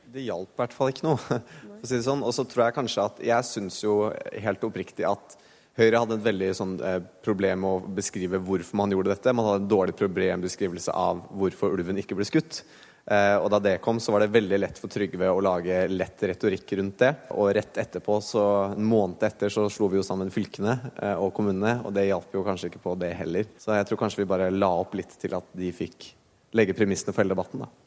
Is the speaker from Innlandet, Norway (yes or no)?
yes; Hedmark, Innlandet, Norway; Jeg er fra Hedmark. Odelsgutt, til og med